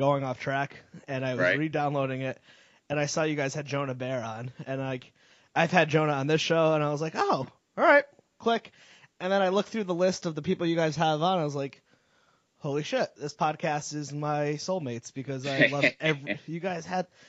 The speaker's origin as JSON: {"language": "English", "town": "Wallingford", "region": "Connecticut", "country": "United States", "tie": "born or raised there", "said": "which is kind of where I grew up around near Meriden, was in Wallingford."}